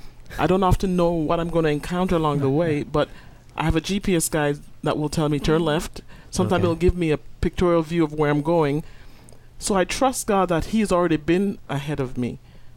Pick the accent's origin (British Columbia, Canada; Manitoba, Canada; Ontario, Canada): Ontario, Canada; Toronto; moved away; I'm from Toronto, Canada.